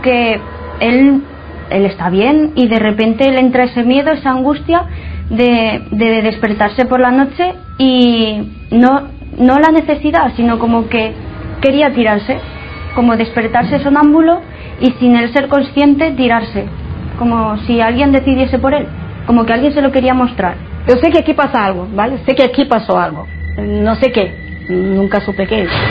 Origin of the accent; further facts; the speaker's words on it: Zaragoza, Aragon, Spain; soy de Zaragoza, capital